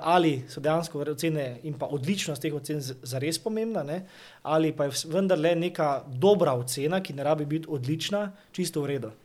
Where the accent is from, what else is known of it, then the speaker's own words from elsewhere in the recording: Maribor, Slovenia; prihajam iz Maribora